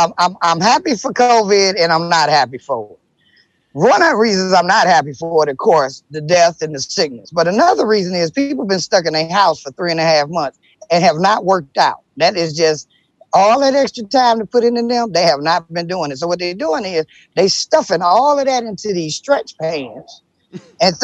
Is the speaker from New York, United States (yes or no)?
no; Detroit, Michigan, United States; I love my city